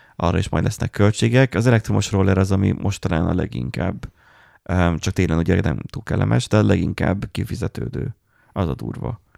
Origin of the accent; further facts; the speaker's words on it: Miskolc, Borsod-Abaúj-Zemplén, Hungary; mi meg Miskolciak vagyunk.